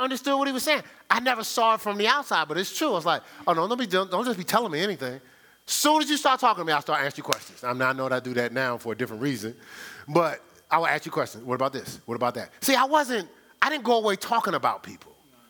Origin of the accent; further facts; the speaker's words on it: Newark, New Jersey, United States; because I grew up in Newark, New Jersey.